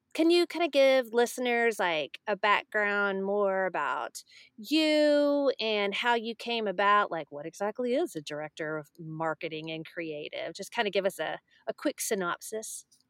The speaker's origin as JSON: {"language": "English", "region": "Texas", "country": "United States", "said": "I'm from Texas"}